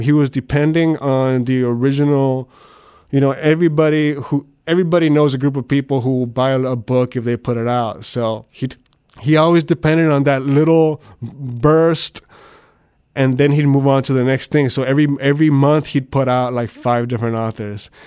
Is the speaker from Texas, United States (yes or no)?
yes; South Texas, United States; I'm from South Texas